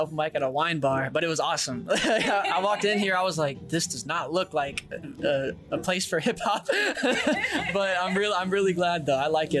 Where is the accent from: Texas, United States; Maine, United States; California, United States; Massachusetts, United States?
Texas, United States; Brenham; I grew up in Brenham, Texas, which is where Blue Bell was created. It's like an hour outside of Austin, an hour and a half away from Houston.